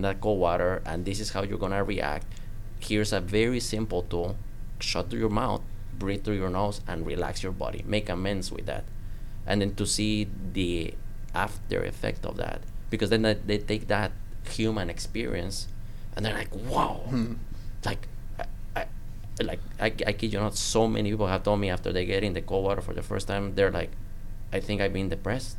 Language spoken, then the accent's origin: English; Guatemala; also born or lived in Minnesota; now in Minneapolis, United States; I grew up in Guatemala, like we don't have winter there